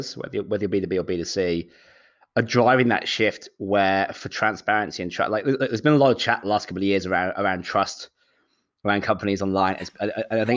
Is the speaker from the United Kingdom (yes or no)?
yes; Shropshire, West Midlands, United Kingdom; moved away as an adult; also born or lived in London, United Kingdom; now in Sydney, Australia; I'm from the Midlands, so a place called Shropshire